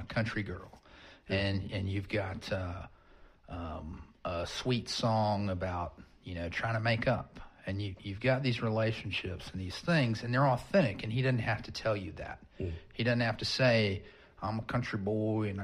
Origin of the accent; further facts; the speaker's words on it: Graham, Texas, United States; also born or lived in Oklahoma; I'm from Graham, Texas here